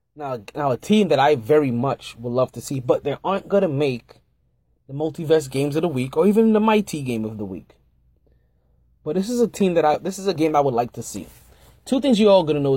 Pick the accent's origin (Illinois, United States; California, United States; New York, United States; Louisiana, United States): New York, United States; I'm a New Yorker, true and true, true and true